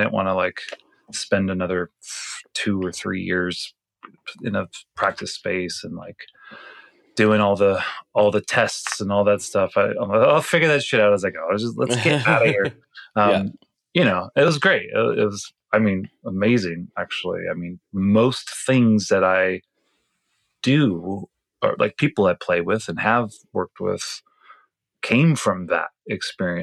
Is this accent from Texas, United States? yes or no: no; Palm Springs, California, United States; now in Los Angeles, United States; I lived in Palm Springs. That's where I grew up for the most part.